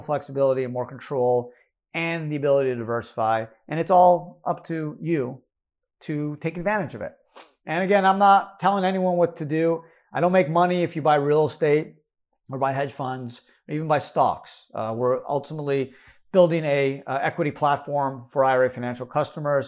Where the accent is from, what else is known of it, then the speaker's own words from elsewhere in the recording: United States; as an American